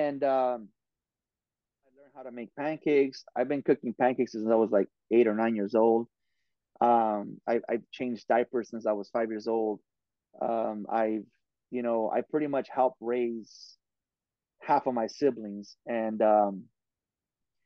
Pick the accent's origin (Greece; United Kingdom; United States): United States; Oxnard, California; I went to every single school there was in Oxnard, you know, and I'm from Oxnard